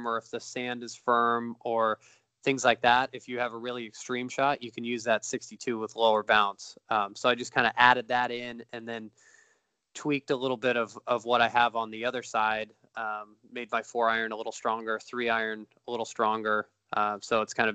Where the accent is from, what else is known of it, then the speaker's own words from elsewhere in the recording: Beaumont, California, United States; also born or lived in Idyllwild, California / Riverside, California; growing up in Beaumont, which is between Riverside, where I went to school, and Palm Desert